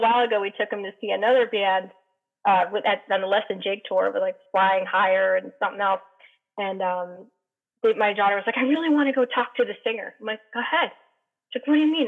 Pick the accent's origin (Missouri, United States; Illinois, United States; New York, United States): New York, United States; I grew up in New York, and I, not New York City, but it was like right between Albany and New York City